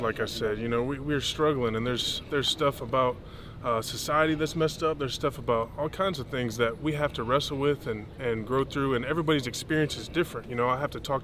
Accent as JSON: {"language": "English", "region": "Texas", "country": "United States", "tie": "born or raised there", "said": "I grew up in Texas"}